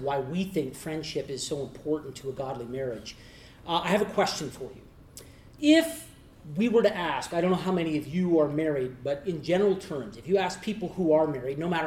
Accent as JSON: {"language": "English", "region": "Eastern Canada", "country": "Canada", "said": "we're from Eastern Canada and not from Western Canada"}